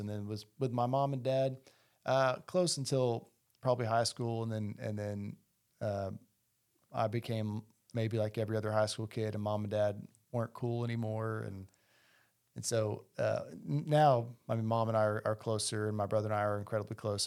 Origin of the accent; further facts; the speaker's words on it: Heber Springs, Arkansas, United States; also born or lived in Toronto, Canada; now in Bentonville, United States; we grew up in a small town, Heber Springs, Arkansas, Central Arkansas